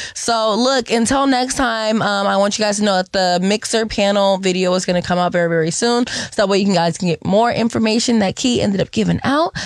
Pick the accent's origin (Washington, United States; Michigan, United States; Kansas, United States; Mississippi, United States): Washington, United States; Seattle; I'm born and raised in Seattle